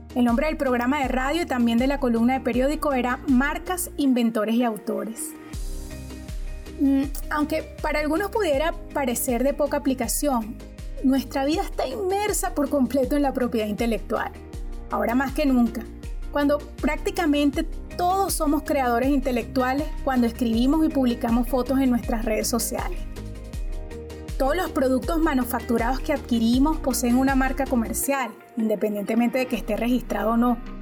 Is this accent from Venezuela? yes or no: yes; Maracay, Aragua, Venezuela; Soy de Venezuela. La ciudad en que nací se llama Maracay es una de las ciudades más cercanas a la capital de mi país. Allí viví mi infancia, la adolescencia y mis primeros años como profesional.